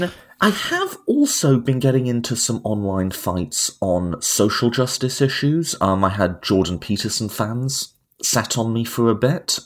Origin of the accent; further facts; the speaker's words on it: United Kingdom; moved away as an adult; now in United States; I'm a Brit living in America.